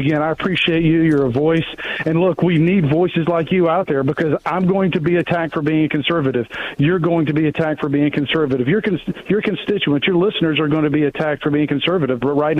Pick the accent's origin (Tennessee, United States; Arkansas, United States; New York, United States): Tennessee, United States; It's a great part of the country. I'm biased. I grew up in Tennessee.